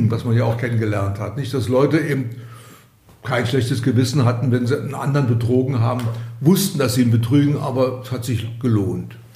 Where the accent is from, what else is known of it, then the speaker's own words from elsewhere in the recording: Berlin, Germany; Ich bin ja in Berlin geboren, 1943 als die Mauer gebaut wurde, 61, war ich bereits 18 und bis dahin war ich in beiden Stadtteilen zu Hause, im Westen wie im Osten